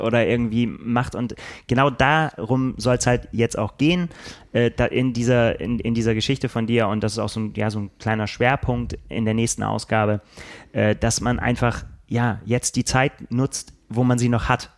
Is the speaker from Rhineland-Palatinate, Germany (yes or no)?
no; Bremen, Germany; now in Hamburg, Germany; Dabei bin ich ja gar kein Hamburger. Ich bin ja Bremer